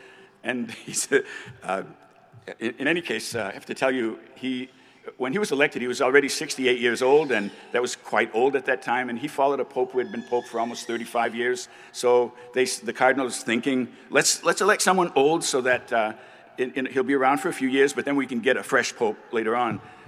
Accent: United States; I grew up in a French-Canadian descendant family. I'm an American, but we spoke French at home.

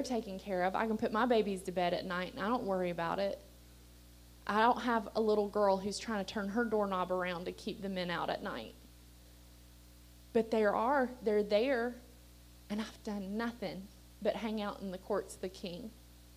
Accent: Appalachia, United States; we're Appalachian people

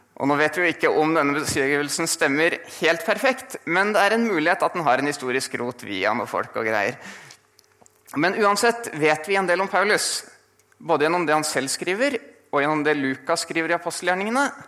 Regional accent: Asker, Akershus, Norway; moved away as an adult; now in Bergen, Norway; kommer fra Asker utenfor Oslo

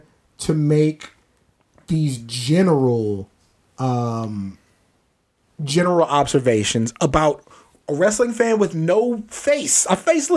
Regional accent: Maryland, United States; I'm from Maryland too

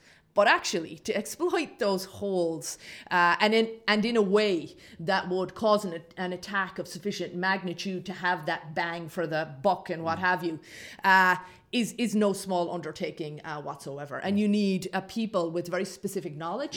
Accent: Ireland; I grew up in Ireland uh, in the 1980s and 1990s

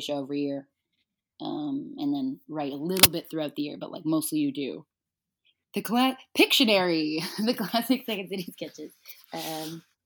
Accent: Toronto, Ontario, Canada; I'm from Toronto

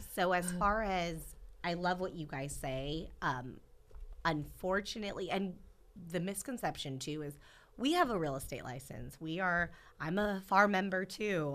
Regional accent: Central Valley, California, United States; being born and raised here

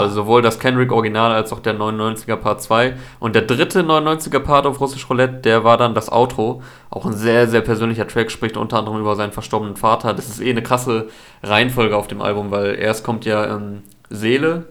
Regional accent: Osnabrück, Lower Saxony, Germany; moved away as an adult; also born or lived in Cologne; jetzt übergangsweise kurz in Osnabrück in meiner alten Heimatstadt

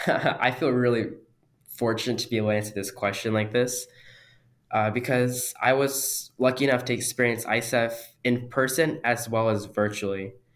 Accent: India; born there; I was born in India and I've gone there several times. I've lived there for months at a time over summer vacation.

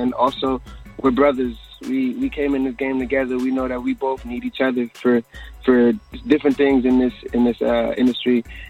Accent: New York, United States; A lot of reggae artists I grew up listening to in New York.

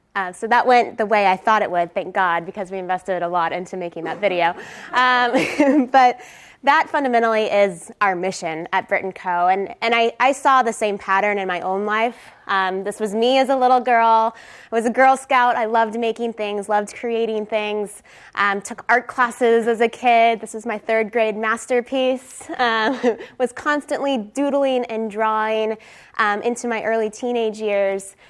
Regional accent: Texas, United States; moved away; I am originally from Texas. I went to UT

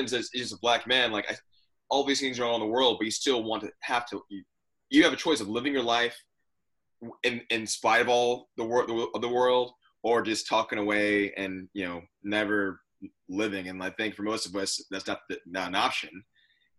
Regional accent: Austin, Texas, United States; also born or lived in Wake Forest; I grew up in Austin, my childhood, my teen years running around the neighborhood

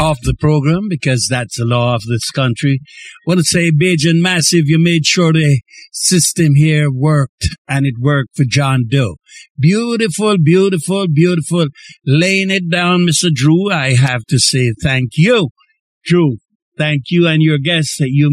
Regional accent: Jamaica; now in Montreal, Canada; I'm from Jamaica and I'm speaking the Jamaican language.

